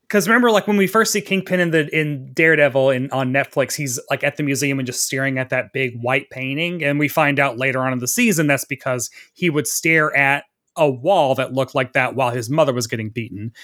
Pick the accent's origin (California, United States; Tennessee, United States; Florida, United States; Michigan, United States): Tennessee, United States; growing up in the South in fucking Tennessee